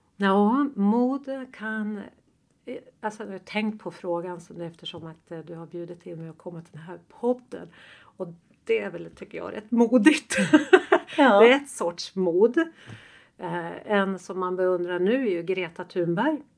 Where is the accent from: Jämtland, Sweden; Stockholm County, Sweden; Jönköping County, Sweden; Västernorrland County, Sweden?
Jämtland, Sweden; Östersund; moved away; nästa vecka så kommer jag tillbaka till Östersund där jag är född